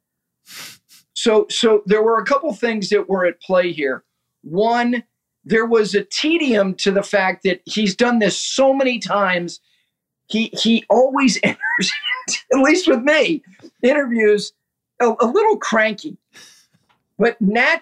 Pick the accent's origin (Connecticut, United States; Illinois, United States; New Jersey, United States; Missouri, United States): New Jersey, United States; Ridgewood; while I and my two sisters were growing up in Ridgewood, New Jersey